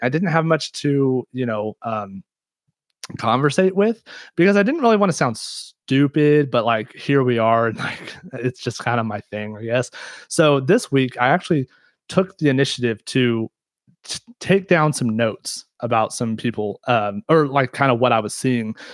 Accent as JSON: {"language": "English", "region": "Kansas", "country": "United States", "said": "I'm from Kansas"}